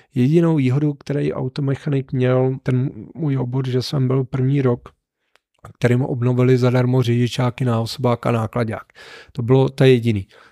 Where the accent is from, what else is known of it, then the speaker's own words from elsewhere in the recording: Neratovice, Central Bohemian Region, Czechia; also born or lived in Mělník; já jsem byl z Neratovice